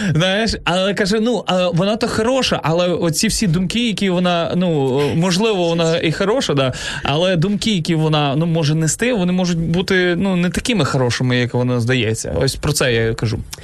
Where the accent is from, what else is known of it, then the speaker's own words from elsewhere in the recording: Zhytomyr, Zhytomyr Oblast, Ukraine; Сам я родом із Житомира, але виріс е, і в Житомирській області також